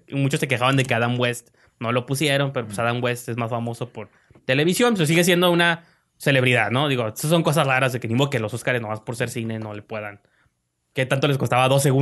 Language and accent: Spanish; Mexico